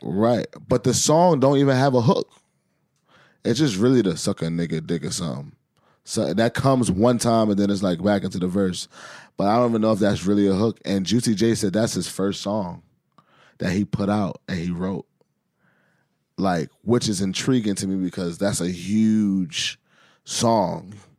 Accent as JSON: {"language": "English", "town": "New York City", "region": "New York", "country": "United States", "tie": "born or raised there", "said": "growing up in Harlem"}